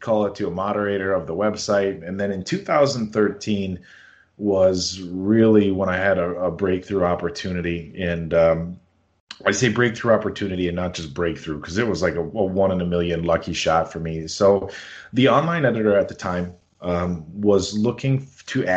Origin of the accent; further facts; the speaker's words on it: the Valley, Wisconsin, United States; I grew up here in the Valley, went to college in Oshkosh